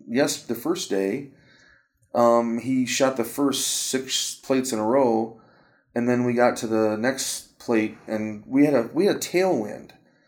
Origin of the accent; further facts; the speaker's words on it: Michigan, United States; I'm from Michigan